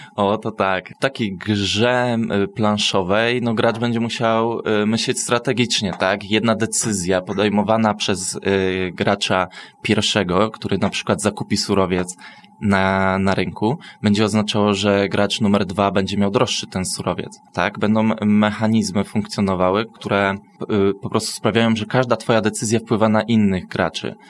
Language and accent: Polish; Myszków, Silesian Voivodeship, Poland; ja na przykład jako osoba z Myszkowa, no nie, nie mogę powiedzieć, że jestem ze Śląska i mówię po śląsku